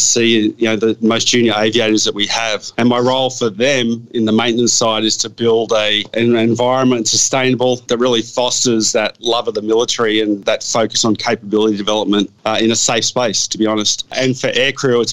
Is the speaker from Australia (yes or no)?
yes; Sydney, New South Wales, Australia; moved away as an adult; now in Queensland, Australia; I grew up in a pretty challenging area in the western suburbs there.